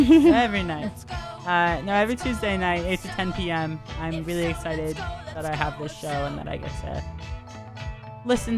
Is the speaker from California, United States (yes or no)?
yes; Oakland, California, United States; We were raised in Oakland